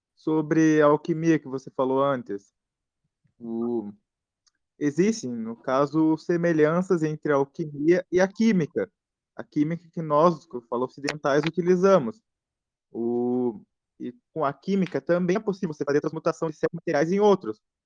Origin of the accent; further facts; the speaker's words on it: the South, southern Brazil, Brazil; eu sou do Sul